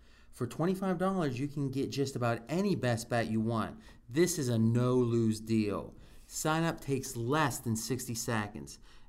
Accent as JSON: {"language": "English", "region": "Ohio", "country": "United States", "tie": "born or raised there", "moved": "yes", "lives_now": "Las Vegas, United States", "said": "one of my dreams growing up in Ohio"}